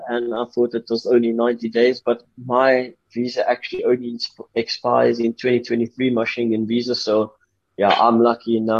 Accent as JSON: {"language": "English", "country": "South Africa", "said": "we as a South African outdoor team"}